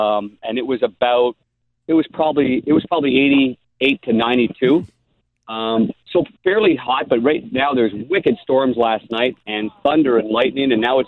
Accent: Midwest, United States; now in St. Louis, United States; when I came from the Midwest where we all had bent grass

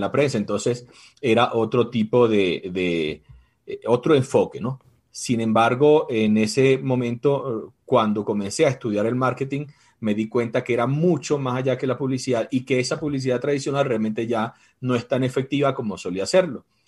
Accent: Venezuela; moved away as an adult; now in Ecuador; Yo soy venezolano, tengo seis años ya en Ecuador

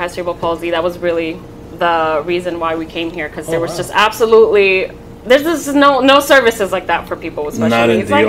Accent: Santo Domingo, Distrito Nacional, Dominican Republic; born there; I was born in the capital, Santo Domingo.

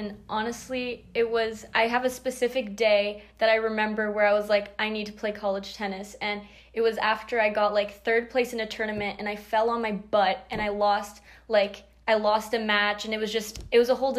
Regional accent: Northern California, United States; now in San Diego, United States; I'm from NorCal

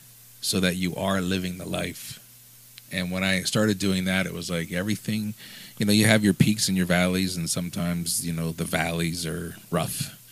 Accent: Lancaster, United States; I grew up in Lancaster where it was like predominantly black, Latino, and you had a few white people that knew

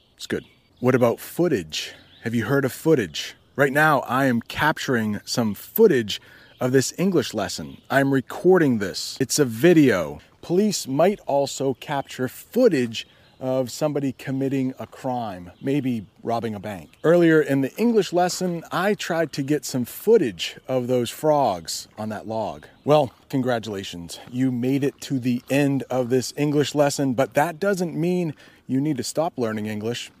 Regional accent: United States; I am an American

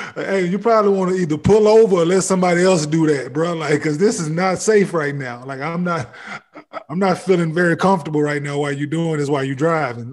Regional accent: Dallas, Texas, United States; moved away as an adult; also born or lived in Cincinnati; I'm from Dallas

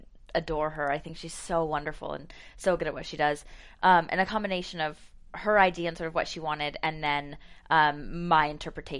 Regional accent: Virginia, United States; moved away as an adult; also born or lived in Richmond; From Virginia

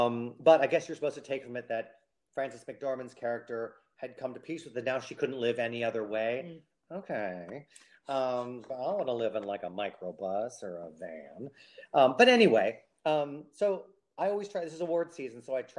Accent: United States; But I'm whitey American.

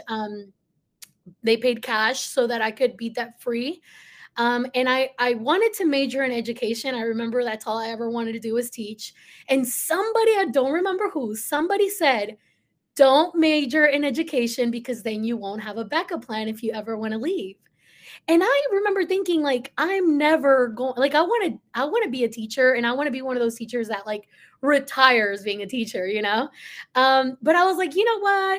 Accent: Dallas, Texas, United States; first language Spanish; English is a second language; also born or lived in Mexico; I'm from Dallas, Texas.

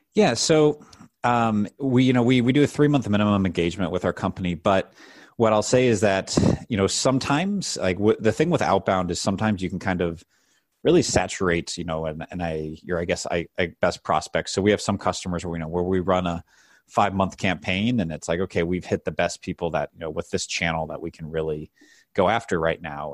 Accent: St. Louis, Missouri, United States; I grew up in Saint Louis, uh, Missouri

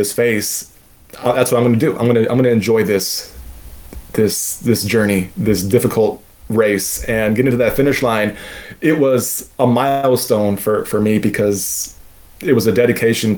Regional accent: Southern Maryland, United States; I'm from Southern Maryland. We don't have elevation

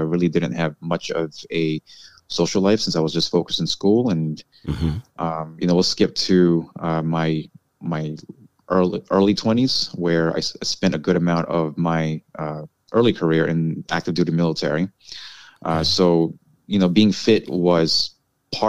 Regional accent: New York City, New York, United States; also born or lived in Hawaii / California; I was born in Queens, New York. I lived in Hawaii and California, and because of my family relocating for jobs, we came back to New York around late 80s or early 90s

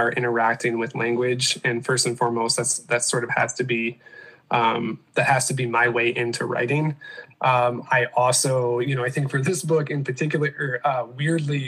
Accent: Michigan, United States; moved away as an adult; also born or lived in South Carolina; now in Grand Rapids, United States; growing up in Michigan and then spending about a decade in South Carolina

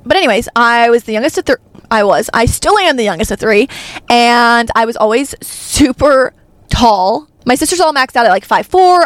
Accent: Arkansas, United States; I'm from Arkansas

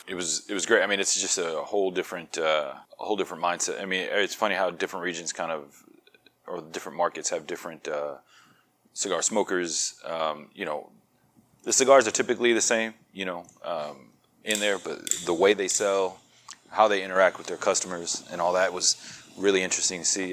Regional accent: Florida, United States; accent: New York; also born or lived in New York / Georgia / Maryland; now in Texas, United States; I was born in New York, raised in Florida. I lived in Georgia for a while

